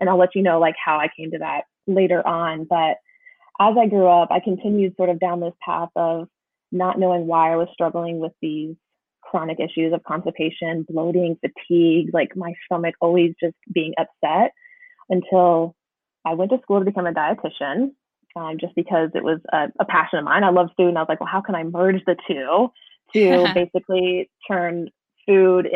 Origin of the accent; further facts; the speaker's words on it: rural Indiana, United States; now in North Carolina, United States; I actually grew up in rural Indiana and I currently live in North Carolina